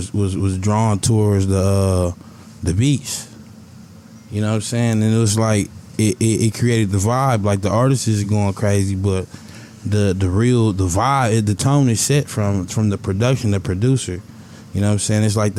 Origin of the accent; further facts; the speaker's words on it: Milwaukee, Wisconsin, United States; Milwaukee, Wisconsin.